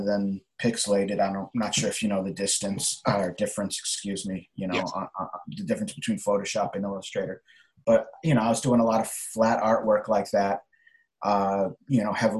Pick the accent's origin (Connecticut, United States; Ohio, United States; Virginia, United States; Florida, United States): Connecticut, United States; now in New York City, United States; I was born in Connecticut and living in New York City now